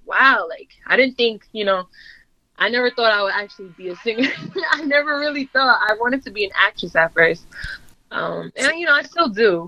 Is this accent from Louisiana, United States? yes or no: no; Sullivan County, New York, United States; also born or lived in Middletown, New York; I've lived in Sullivan County my whole life.